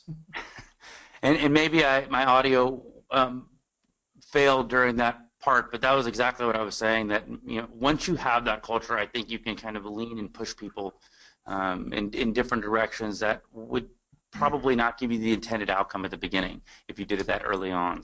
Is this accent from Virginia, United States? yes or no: no; Austin and San Antonio, Texas, United States; I'm from Austin and San Antonio.